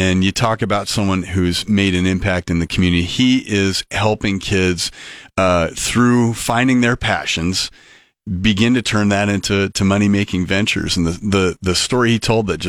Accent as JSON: {"language": "English", "town": "Sidney", "region": "Nebraska", "country": "United States", "tie": "born or raised there", "said": "Growing up in Sydney, Nebraska"}